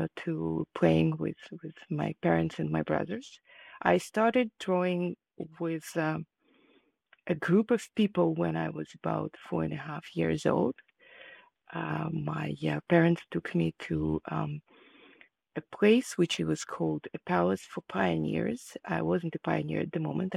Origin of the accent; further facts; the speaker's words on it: Kharkiv, Kharkiv Oblast, Ukraine; moved away as an adult; now in California, United States; I was born in Ukraine, in the city of Kharkiv, and at that moment it was part of the USSR. I grew up there, and I moved to the United States after I finished my higher education